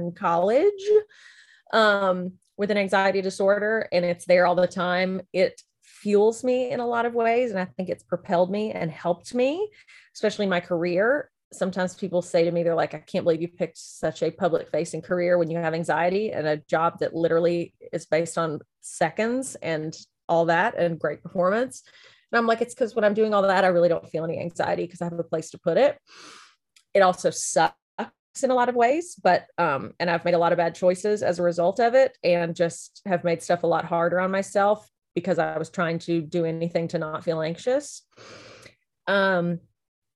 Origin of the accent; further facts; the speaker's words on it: Lebanon, Tennessee, United States; also born or lived in Memphis, Tennessee; I am from Lebanon, Tennessee, was born in Memphis, Tennessee, moved to Lebanon when I was like 4 months old, lived there up through high school